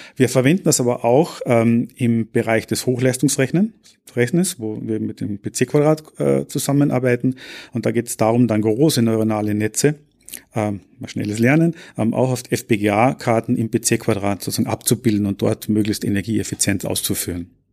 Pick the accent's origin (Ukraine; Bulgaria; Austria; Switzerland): Austria; moved away as an adult; also born or lived in Graz, Austria / North America; now in Paderborn, Germany; ich bin gebürtiger Österreicher